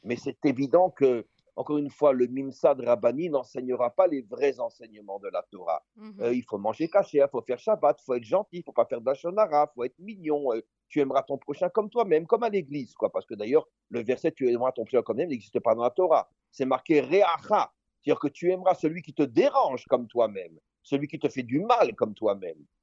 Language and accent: French; Israel; chez nous en Israël